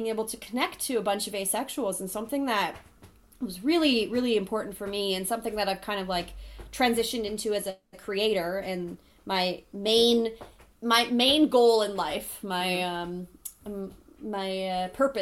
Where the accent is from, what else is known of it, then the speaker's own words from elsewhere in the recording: Thunder Bay, Ontario, Canada; I'm from Thunder Bay and it's a very heteronormative society there